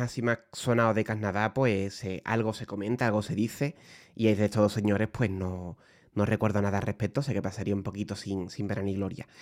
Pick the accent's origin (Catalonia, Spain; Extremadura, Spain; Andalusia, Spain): Andalusia, Spain; Puerto Real; Pater y yo somos de Puerto Real, como ya he dicho antes, nos hemos criado muy cerquita de Cádiz